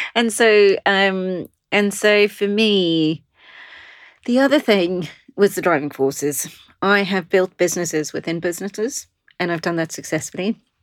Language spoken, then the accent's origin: English; South Africa; moved away as an adult; now in London, United Kingdom; I'm originally South African